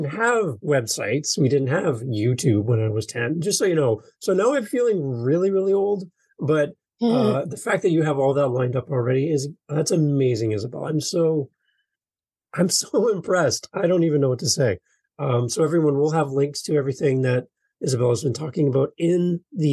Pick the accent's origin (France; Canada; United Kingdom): Canada; as a Canadian here in Canada